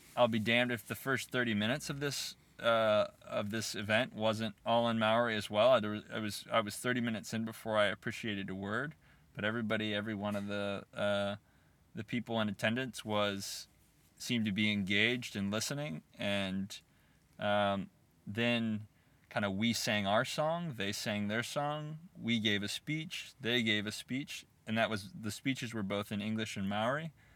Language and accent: English; United States; as an American sitting there